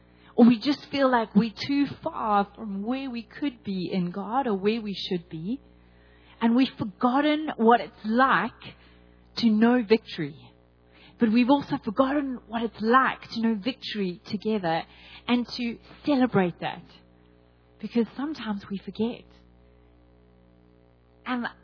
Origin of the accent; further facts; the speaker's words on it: South Africa; I am from South Africa